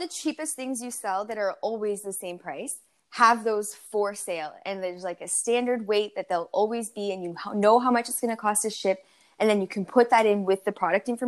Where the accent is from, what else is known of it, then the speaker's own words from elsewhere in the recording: Canada; growing up in Canada